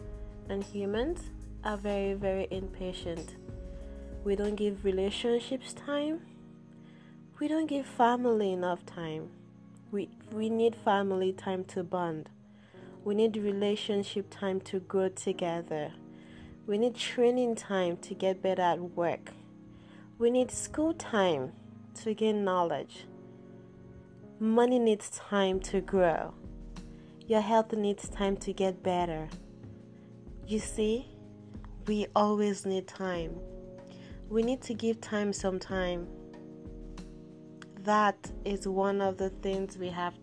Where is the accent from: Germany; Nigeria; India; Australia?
Nigeria; Yorubaland; I am from the Yoruba tribe.